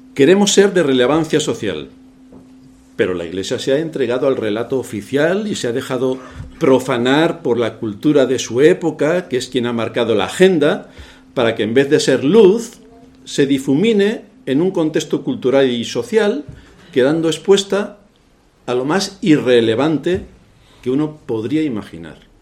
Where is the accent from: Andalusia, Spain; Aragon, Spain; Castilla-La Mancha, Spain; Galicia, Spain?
Castilla-La Mancha, Spain; moved away; yo soy el de un lugar de la Mancha de cuyo nombre no quiero ni acordarme